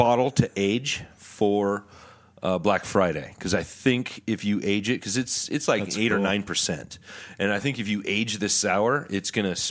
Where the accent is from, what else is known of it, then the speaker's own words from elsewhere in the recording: Canada; Well, I'm going to because I'm Canadian, and I think I'm better than the U.S., but I'm still going to apologize for it.